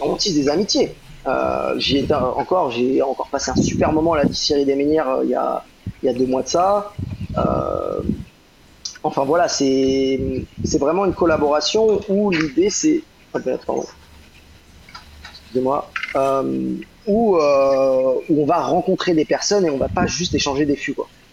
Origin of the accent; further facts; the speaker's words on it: Rennes, Brittany, France; moved away as an adult; also born or lived in London, United Kingdom; now in Guadeloupe; ma terre natale, parce que je suis breton, euh, je, viens de, je de Rennes